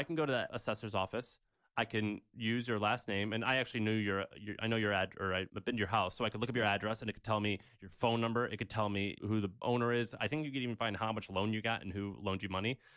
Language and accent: English; Missouri, United States; moved away; my hometown of Missouri